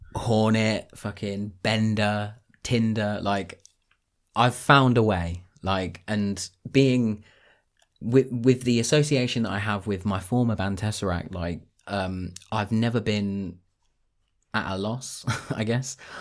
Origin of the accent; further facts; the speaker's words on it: Northampton, East Midlands, United Kingdom; moved away as an adult; now in Cambridgeshire, United Kingdom; I'm from Northampton originally